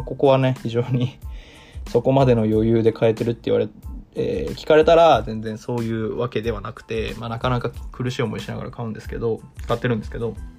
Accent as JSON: {"language": "Japanese", "region": "Tokyo", "country": "Japan", "tie": "born or raised there", "moved": "as an adult", "lives_now": "Osaka, Japan", "said": "東京に住んで東京で育って今大阪に住んでる"}